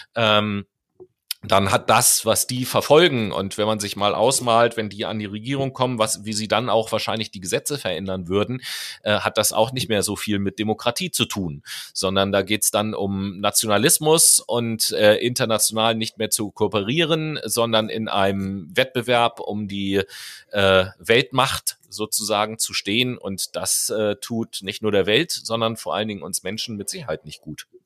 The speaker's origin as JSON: {"language": "German", "country": "Germany", "said": "Hier bei uns in Deutschland"}